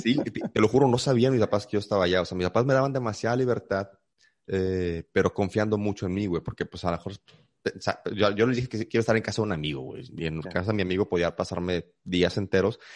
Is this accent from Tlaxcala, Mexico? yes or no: no; Monterrey, Nuevo León, Mexico; also born or lived in San Luis Potosí, Mexico; Llegué aquí a la ciudad de Monterrey a los 8, casi 9 años este, de, edad. Yo nací en, la ciudad de San Luis Potosí